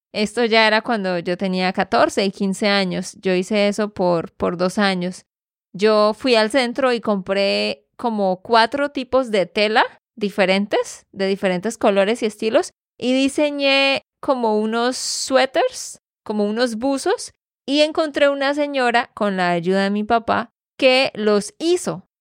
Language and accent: Spanish; Santander, Colombia; de Santander, Colombia